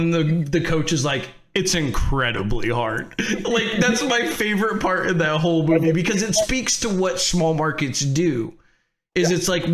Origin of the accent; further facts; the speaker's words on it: San Francisco area, California, United States; I grew up in San Francisco, like, you know, not too far from San Francisco